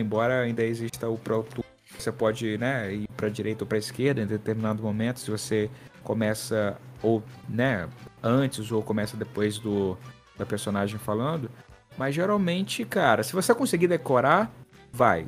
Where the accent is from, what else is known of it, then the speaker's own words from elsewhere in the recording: Tocantins, Brazil; moved away as an adult; also born or lived in Brasília; now in Rio de Janeiro, Brazil; eu sou do Tocantins, mas eu morei em Brasília durante quatro anos quando eu fiz a faculdade